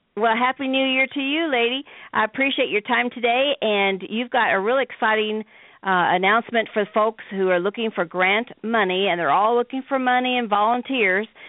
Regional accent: Midwest, United States; I'm from the Midwest.

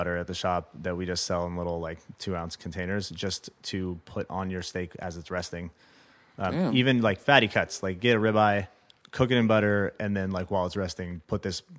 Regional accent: Los Angeles, California, United States; born or raised there

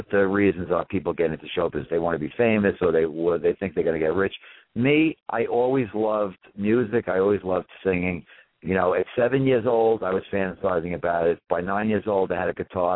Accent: New York City, New York, United States; also born or lived in Germany; I grew up in Bensonhurst, Brooklyn

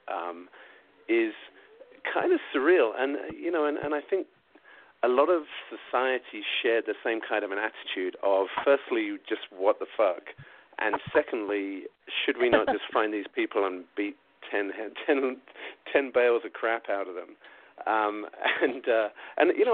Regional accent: South East England, United Kingdom; moved away; growing up in England, especially where I lived in Southeast England

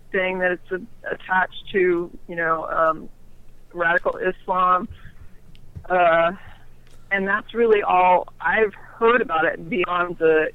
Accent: Orlando, Florida, United States; moved away as an adult; now in Texas, United States; I grew up in Orlando, and I lived there most of my life before leaving about the age of, you know, I guess nearly 30

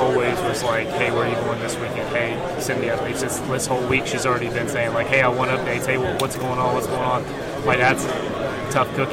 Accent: Jackson, Ohio, United States; I'm from Jackson, Ohio.

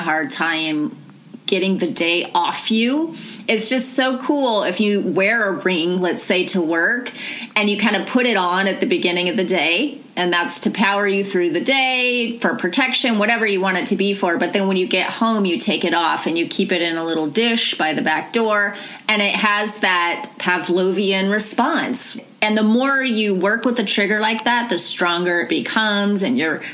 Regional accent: Los Angeles, California, United States; I'm from Los Angeles

